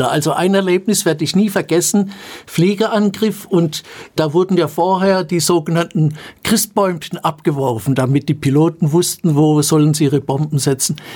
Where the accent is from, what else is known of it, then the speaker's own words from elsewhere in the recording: Rottenburg am Neckar, Baden-Württemberg, Germany; also born or lived in Stuttgart; Sind dort allerdings 1944 ausgebombt worden und meine Mutter ist dann mit mir und meinem Bruder nach Rottenburg am Neckar gezogen